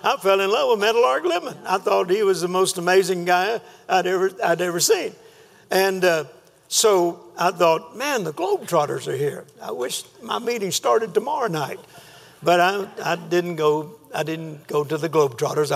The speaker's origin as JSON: {"language": "English", "region": "Texas", "country": "United States", "said": "I'm a minister from Texas"}